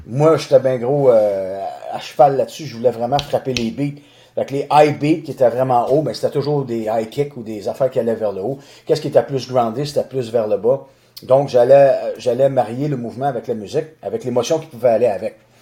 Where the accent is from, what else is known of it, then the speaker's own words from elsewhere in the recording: Boucherville, Quebec, Canada; je suis natif de Boucherville, donc j'ai grandi à Boucherville sur la rive sud de Montréal